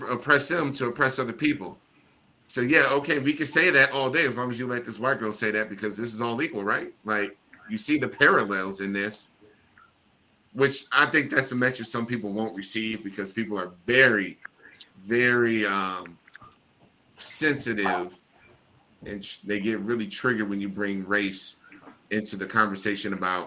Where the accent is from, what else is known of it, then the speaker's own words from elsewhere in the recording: Midwest, United States; I'm from the good old Midwest